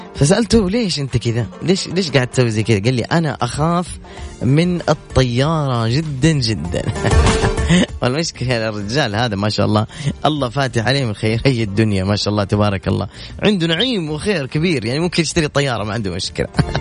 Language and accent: Arabic; Medina, Medina Province, Saudi Arabia; moved away; مدينه مسقط راسي واهلي وجماعتي